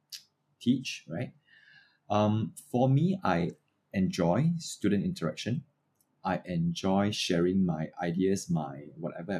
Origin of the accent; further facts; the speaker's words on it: Singapore; I'm a Singaporean